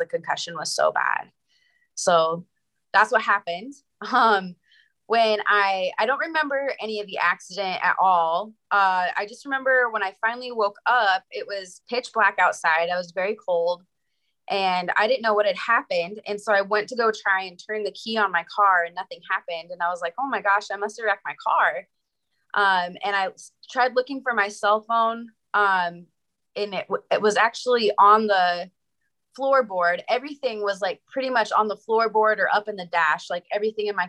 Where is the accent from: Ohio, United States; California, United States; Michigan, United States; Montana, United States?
Montana, United States; moved away as an adult; now in Wyoming, United States; I'm from Montana, and I just moved to Wyoming for a job